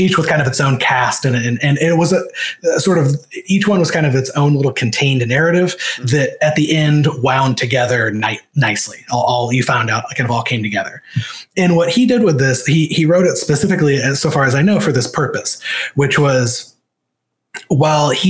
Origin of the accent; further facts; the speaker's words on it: Missouri, United States; moved away; I'm from Missouri, which Missouri feels like it's about a billion miles away from Hollywood